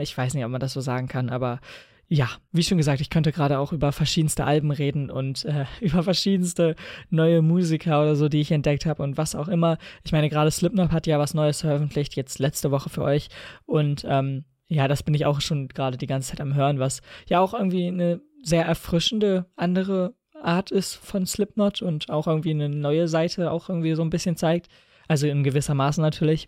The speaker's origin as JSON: {"language": "German", "region": "Lower Saxony", "country": "Germany", "said": "bei uns in Niedersachsen jetzt bald Landtagswahlen sind"}